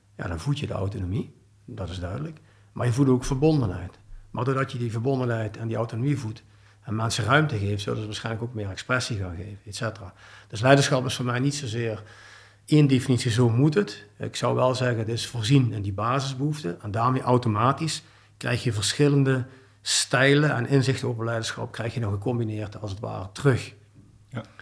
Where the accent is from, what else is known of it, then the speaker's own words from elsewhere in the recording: Heerlen, Limburg, Netherlands; now in Belgium; Ik ben oorspronkelijk uit het Zuid-Limburgs, uit Heerlen